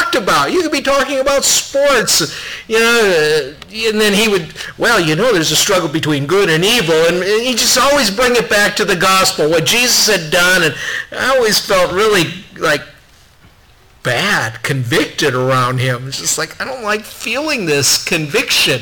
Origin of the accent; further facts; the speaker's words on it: Minnesota, United States; I grew up here in Minnesota